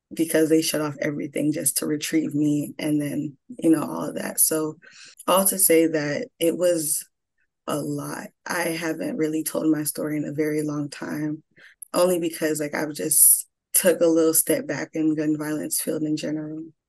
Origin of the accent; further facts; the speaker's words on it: Broward County, South Florida, United States; also born or lived in Atlanta, Georgia; I was born in Atlanta, Georgia, raised in South Florida, Broward County